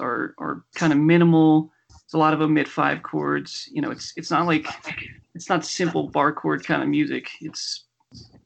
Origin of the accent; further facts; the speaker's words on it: Philadelphia, Pennsylvania, United States; now in Denver, United States; I am from Philadelphia, and I live in Denver